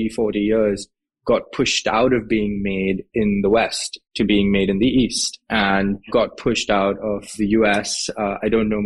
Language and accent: English; Mumbai, Maharashtra, India; moved away as an adult; So I grew up in Mumbai in India. I was in Mumbai until I basically went to college